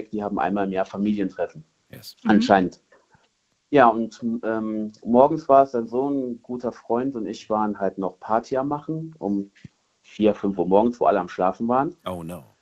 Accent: Cologne, North Rhine-Westphalia, Germany; ich komme aus Hohlweide, also Köln-Hohlweide.

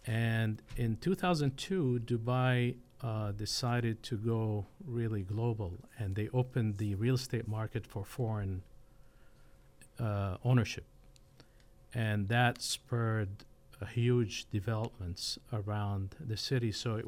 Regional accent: Damascus, Damascus Governorate, Syria; also born or lived in United Arab Emirates; now in Fresno, United States; I was born and raised in Damascus, which is the oldest continuously inhabited city in the world. My family on my maternal side are American, so I came here 43 years ago

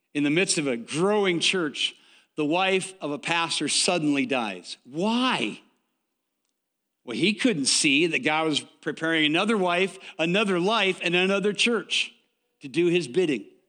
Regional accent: Waterloo, Iowa, United States; I grew up in Waterloo, Iowa

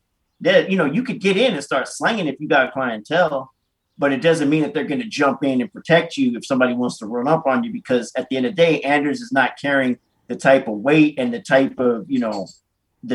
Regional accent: Oakland, California, United States; out near Fruitvale where I'm from

